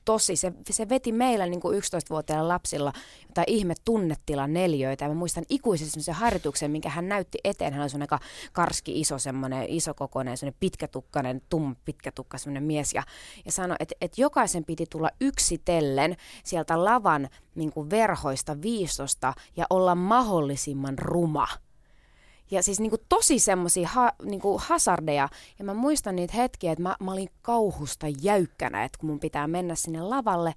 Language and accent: Finnish; Kerava, Uusimaa, Finland; Mä olin pieni keravalainen.